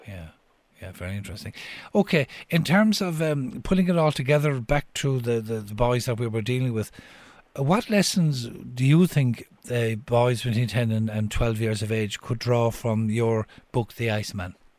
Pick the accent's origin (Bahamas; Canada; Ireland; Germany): Ireland; Cork, Munster; moved away; I'm from Cork originally